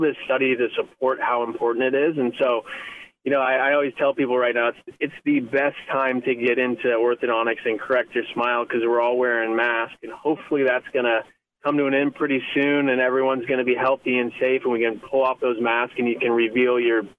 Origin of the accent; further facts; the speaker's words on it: Midwest, United States; now in Santa Barbara, United States; growing up in the Midwest and living in a lot of places, it's just the best place you could ever be. And I just love Santa Barbara, and I love all the people here.